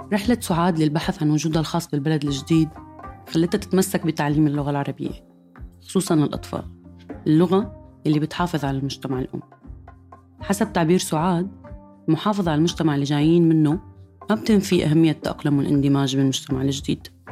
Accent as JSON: {"language": "Arabic", "country": "Syria", "moved": "as an adult", "said": "من تسع سنين طلعت من سوريا"}